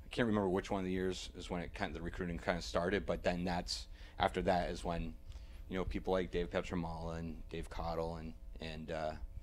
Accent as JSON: {"language": "English", "town": "Hanover", "region": "New Hampshire", "country": "United States", "tie": "born or raised there", "moved": "yes", "said": "where I grew up is right near Dartmouth College"}